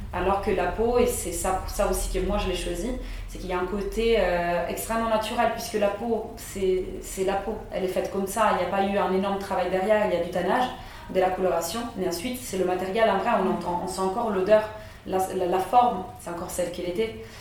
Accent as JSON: {"language": "French", "town": "Rome", "region": "Lazio", "country": "Italy", "tie": "born or raised there", "also_born_or_lived": "France", "moved": "as an adult", "said": "à Rome, pourquoi pas rester dans ma ville natale"}